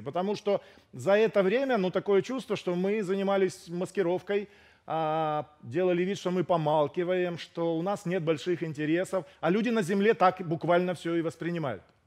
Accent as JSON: {"language": "Russian", "country": "Ukraine", "said": "я сам украинец"}